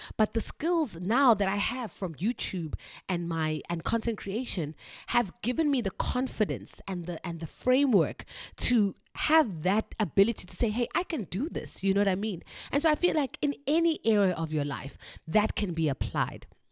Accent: South Africa; moved away as an adult; now in China; I am a South African teacher living and working in China.

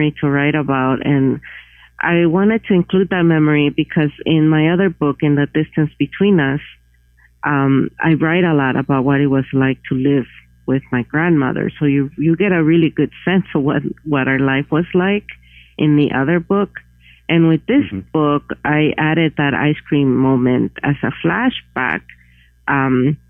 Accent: Iguala, Guerrero, Mexico; moved away; also born or lived in Santa Cruz, California; my hometown, Iguala, is in the state of Guerrero, which is the second poorest

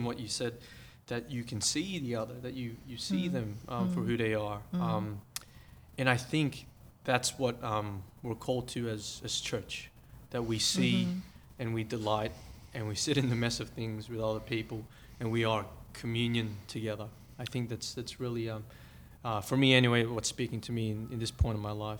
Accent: Philippines; now in Australia; And this lady who's not from our culture, so I'm Filipino, and she's of Australian Anglo background.

